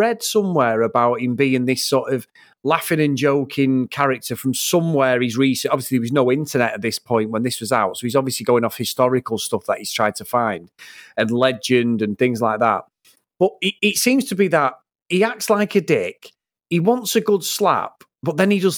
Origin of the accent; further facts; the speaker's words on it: Trafford, North West England, United Kingdom; I'm from Trafford